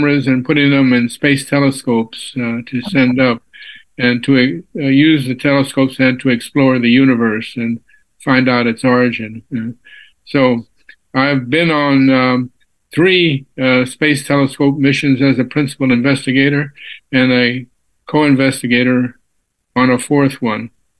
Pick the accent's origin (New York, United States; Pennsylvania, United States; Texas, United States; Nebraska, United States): Texas, United States; San Antonio; moved away as an adult; also born or lived in Cambridge, Massachusetts; I was born and raised in San Antonio, Texas